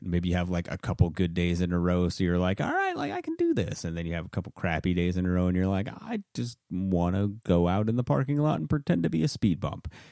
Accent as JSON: {"language": "English", "region": "Maine", "country": "United States", "moved": "yes", "said": "I'm originally from Maine"}